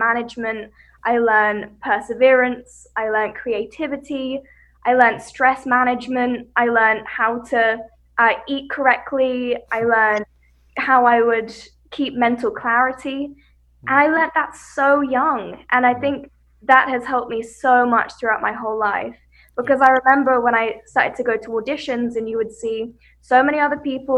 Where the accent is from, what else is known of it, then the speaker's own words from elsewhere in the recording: West Sussex, South East England, United Kingdom; I grew up in West Sussex in the UK, and I grew up in the countryside.